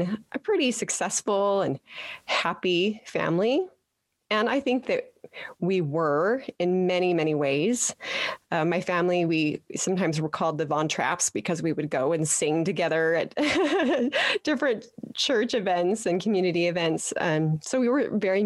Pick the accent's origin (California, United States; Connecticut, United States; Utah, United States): Utah, United States; Petersboro; I am a Utah girl, born and raised in Petersboro